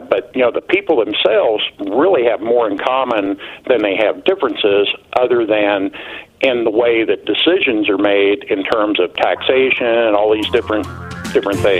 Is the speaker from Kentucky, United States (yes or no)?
yes; Louisville, Kentucky, United States; also born or lived in southern Indiana; now in New Mexico, United States; I've lived in both areas. I, I, I where I live now is a rural area. I grew up in Louisville, Kentucky, in the city, but I've lived in southern Indiana